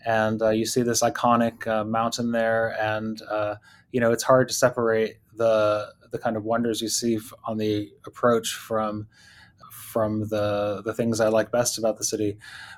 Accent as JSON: {"language": "English", "town": "Pittsfield", "country": "United States", "tie": "born or raised there", "said": "I like to cross country ski, which I did a lot in my childhood in my hometown of Pittsfield."}